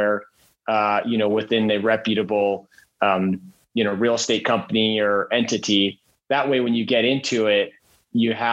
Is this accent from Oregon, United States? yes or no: yes; Eugene, Oregon, United States; also born or lived in Redmond, Oregon / Bend, Oregon; loved growing up in Eugene